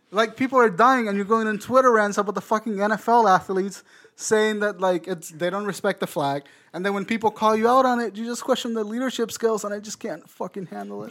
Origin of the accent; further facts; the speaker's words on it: Puerto Rico; I'm from Puerto Rico